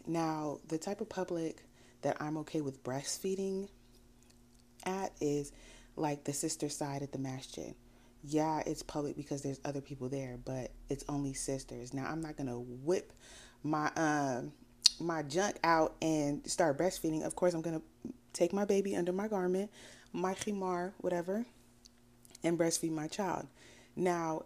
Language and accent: English; United States; also born or lived in Sierra Leone; I'm West African. I grew up in America